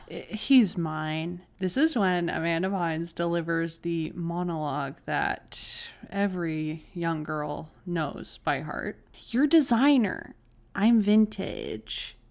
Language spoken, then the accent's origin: English; Canada; We are Canadian